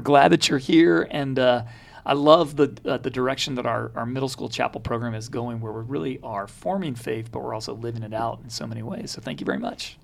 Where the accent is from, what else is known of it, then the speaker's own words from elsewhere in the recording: Baton Rouge, Louisiana, United States; We we grew up in Baton Rouge